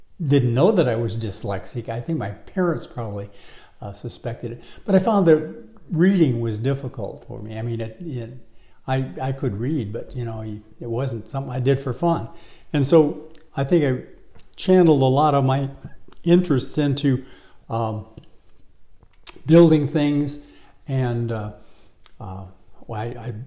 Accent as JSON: {"language": "English", "town": "Detroit", "region": "Michigan", "country": "United States", "tie": "born or raised there", "lives_now": "Los Angeles, United States", "said": "when I was a kid growing up in Detroit"}